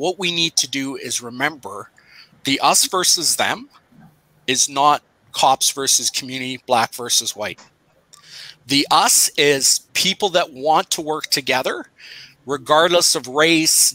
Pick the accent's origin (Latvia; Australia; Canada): Canada; Pickering, Ontario; I grew up in Pickering